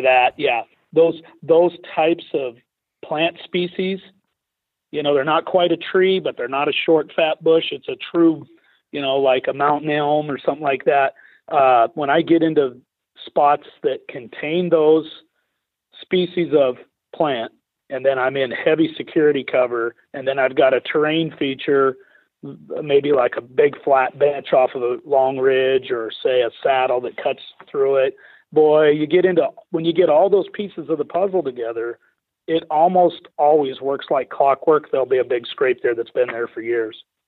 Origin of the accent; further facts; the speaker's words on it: Idaho, United States; I grew up in Idaho where it's illegal to bait